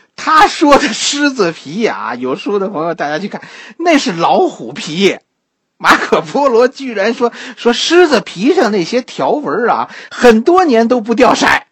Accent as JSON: {"language": "Chinese", "country": "China", "said": "我们中国人"}